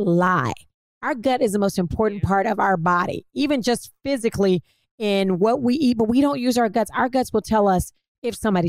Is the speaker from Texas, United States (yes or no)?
yes; Dallas, Texas, United States; Girl, I'm from Oak Cliff. I'm from Oak Cliff, Texas.